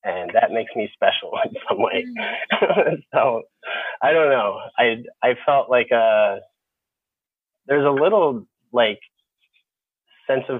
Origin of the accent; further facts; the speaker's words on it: Upper Darby, Pennsylvania, United States; moved away as an adult; also born or lived in Philadelphia, Pennsylvania; now in Southern California, United States; within our town, Upper Darby, Pennsylvania